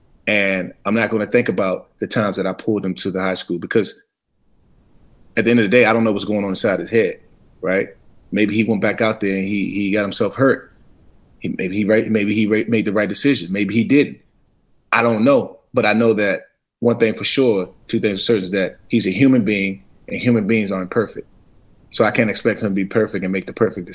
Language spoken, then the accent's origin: English; Washington, United States; born or raised there